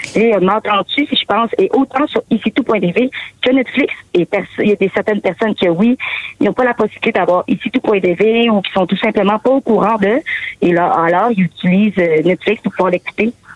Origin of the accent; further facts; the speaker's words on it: Saguenay, Quebec, Canada; je suis de Saguenay